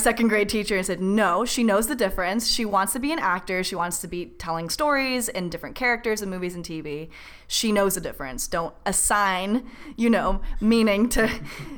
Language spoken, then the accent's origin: English; Orange County, California, United States; I was raised in Orange County, which is a nice, pleasant, suburban place to grow up.